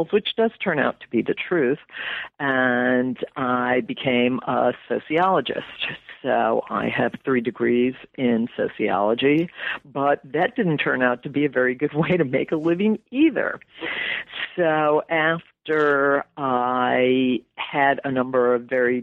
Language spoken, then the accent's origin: English; West Hartford, Connecticut, United States; I grew up in West Hartford, Connecticut